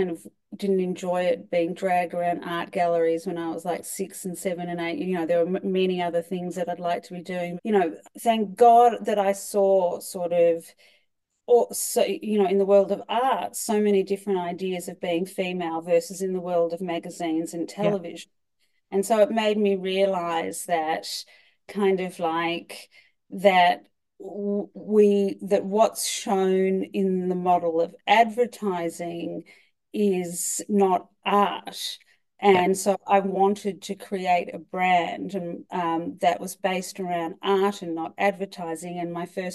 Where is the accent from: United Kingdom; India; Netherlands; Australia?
Australia; moved away as an adult; now in New York, United States; I'm originally Australian